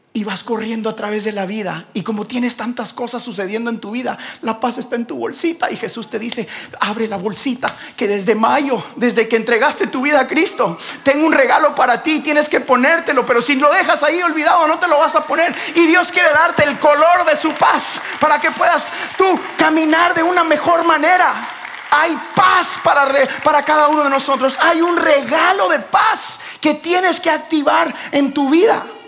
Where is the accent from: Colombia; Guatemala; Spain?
Guatemala; nosotros que somos de Guatemala